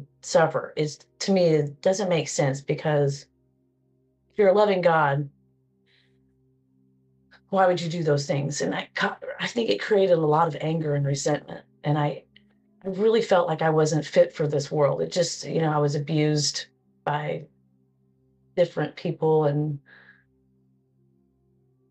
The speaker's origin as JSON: {"language": "English", "town": "Cedar Hill", "region": "Texas", "country": "United States", "tie": "born or raised there", "said": "I am from Cedar Hill, Texas."}